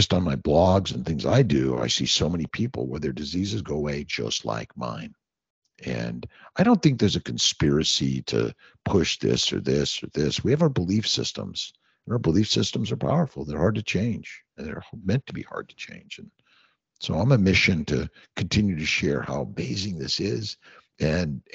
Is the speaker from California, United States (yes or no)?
yes; Los Angeles, California, United States; I grew up in Los Angeles.